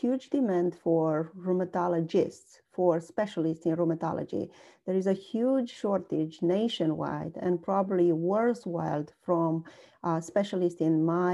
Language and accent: English; Romania; moved away as an adult; also born or lived in Pittsburgh, United States / Cincinnati, United States; now in United States; I was born and raised in Romania.